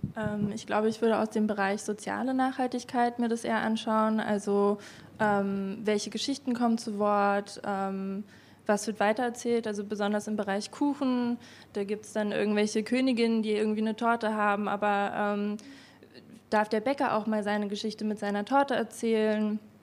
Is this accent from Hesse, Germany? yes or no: no; Berlin, Germany; ich komme aus Berlin, ich bin keine Wienerin und als Berlinerin in Wien irgendwie aufzutauchen